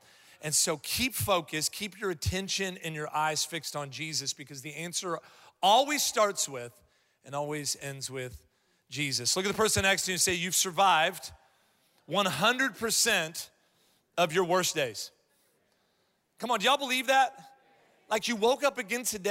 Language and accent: English; Columbus, Ohio, United States; moved away; I'm from Columbus, Ohio originally